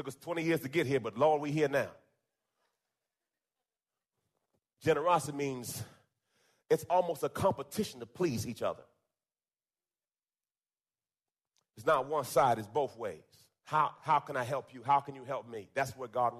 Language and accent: English; Jamaica; moved away; I was born in Jamaica. And came to this country.